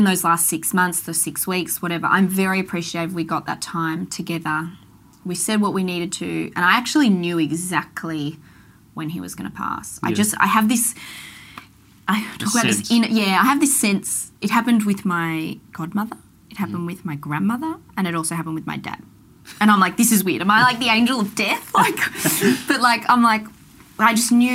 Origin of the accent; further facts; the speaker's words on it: Melbourne, Victoria, Australia; also born or lived in Toorak; I grew up in Canterbury